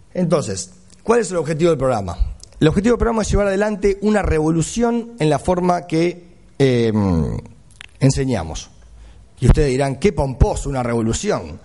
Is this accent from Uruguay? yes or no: yes; Uruguay; now in Argentina; soy uruguayo, vivo en Argentina hace muchos años, pero tengo que defender al país, soy uruguayo.